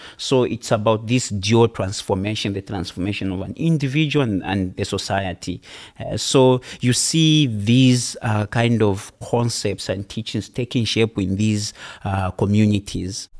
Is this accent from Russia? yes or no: no; Zambia; from Zambia.